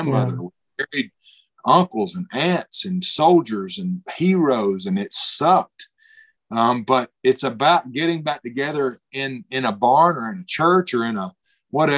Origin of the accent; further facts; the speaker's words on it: Alabama, United States; we grew up in Alabama